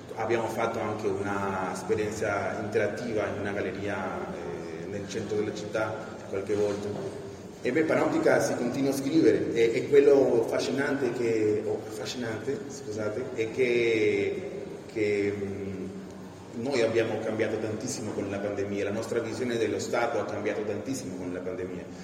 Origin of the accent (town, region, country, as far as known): Peru; born or raised there; Italian is a second language; now in Italy